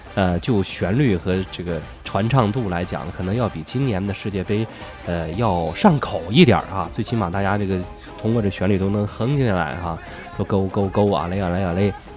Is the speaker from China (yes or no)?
yes; China; 我们中国人